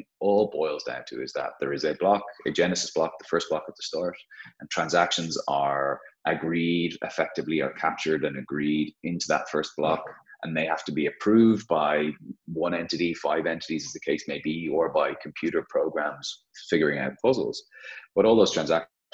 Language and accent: English; Dublin, Leinster, Ireland; I thought I may never get a chance to start the business in my home city, in my home country.